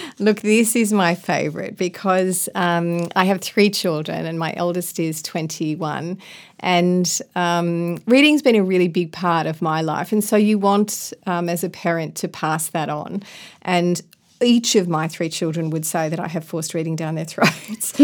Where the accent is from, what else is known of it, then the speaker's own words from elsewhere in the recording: Ballarat, Victoria, Australia; also born or lived in Melbourne / Sydney; I come from Melbourne, grew up in Ballarat